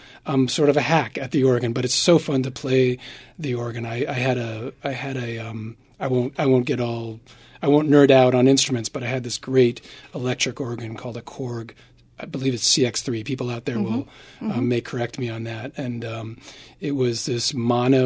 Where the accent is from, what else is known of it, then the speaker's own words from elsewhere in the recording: New York City, New York, United States; grew up in New York City